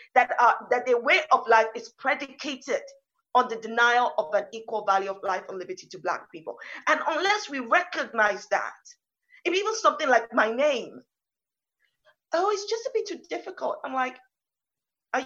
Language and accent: English; London, United Kingdom; I'm British Nigerian. I was born in London.